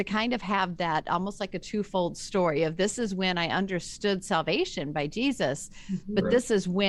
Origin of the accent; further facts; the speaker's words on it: Memphis, Tennessee, United States; I grew up in the South too. I don't know if you knew that, but I grew up in Memphis.